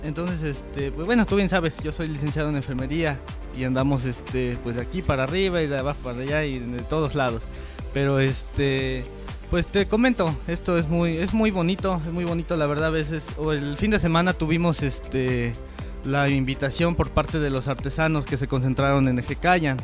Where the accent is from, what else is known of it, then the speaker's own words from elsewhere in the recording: Zacapoaxtla, Puebla, Mexico; pertenezco a Puebla, ¿verdad? Pero soy orgullosamente de Zacapuazla